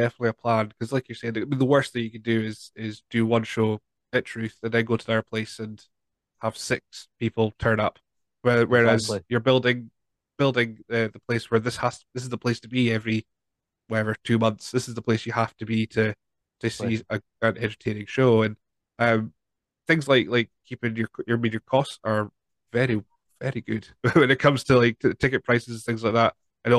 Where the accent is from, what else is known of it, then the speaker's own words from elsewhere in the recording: Scotland, United Kingdom; We're Scottish at the end of the day.